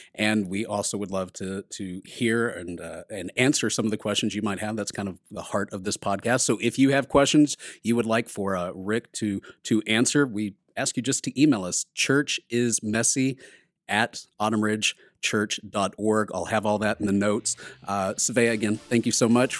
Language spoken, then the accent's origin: English; Texas, United States; I'm from Texas